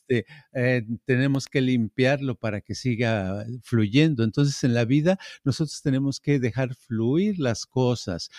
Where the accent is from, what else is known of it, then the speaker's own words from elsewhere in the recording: Mexico; moved away; I'm Mexican